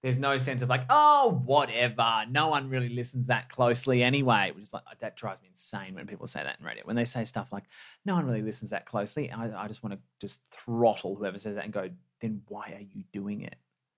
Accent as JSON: {"language": "English", "town": "Perth", "region": "Western Australia", "country": "Australia", "tie": "born or raised there", "said": "You know, growing up in Perth, I've never had a sense of entitlement"}